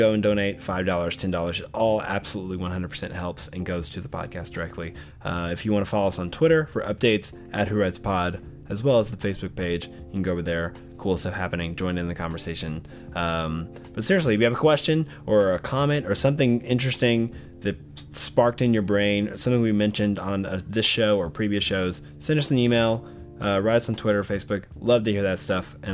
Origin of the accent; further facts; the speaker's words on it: Arkadelphia, Arkansas, United States; moved away; my hometown of Arkadelphia, Arkansas